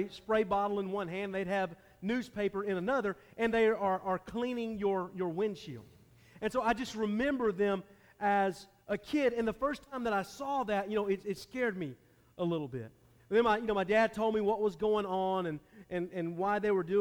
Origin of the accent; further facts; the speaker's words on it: Atlanta, Georgia, United States; I grew up in the Atlanta area. I didn't grow up in downtown Atlanta, but I grew up on the north side. I grew up in the suburbs